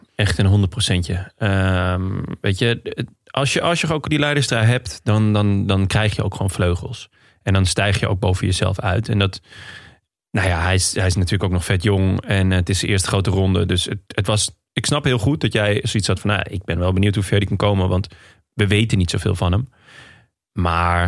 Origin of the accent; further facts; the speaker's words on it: Netherlands; als Nederlander